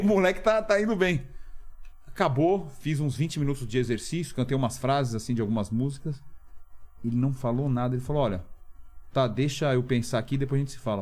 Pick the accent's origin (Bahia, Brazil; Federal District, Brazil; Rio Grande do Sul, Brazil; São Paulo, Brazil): São Paulo, Brazil; also born or lived in Milan, Italy; eu cresci na Santa Efigênia aqui